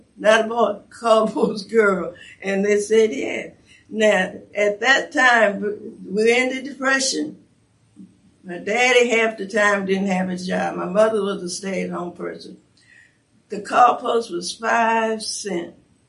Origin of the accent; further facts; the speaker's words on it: Cleveland, Ohio, United States; Very few colored people, you say people of color, living in Cleveland before then, when I was growing up.